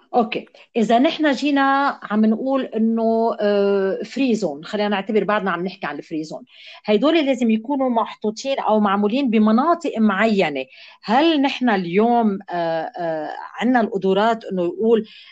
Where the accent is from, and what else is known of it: Lebanon